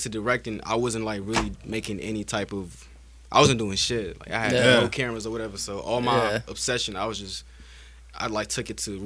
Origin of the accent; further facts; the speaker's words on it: Nashville, Tennessee, United States; also born or lived in New York / Senegal / Detroit, Michigan / Montgomery, Alabama; we moved to Nashville, I think like late 2008 or something